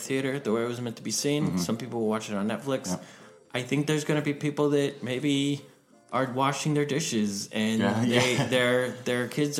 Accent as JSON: {"language": "English", "region": "Tennessee", "country": "United States", "tie": "born or raised there", "moved": "yes", "lives_now": "New York City, United States", "said": "where I grew up in Tennessee."}